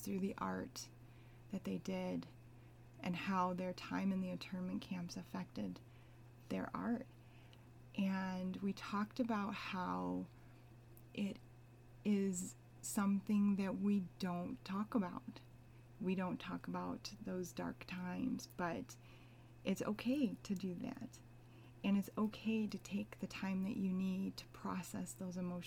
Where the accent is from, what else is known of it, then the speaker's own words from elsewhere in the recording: United States; I'm Asian American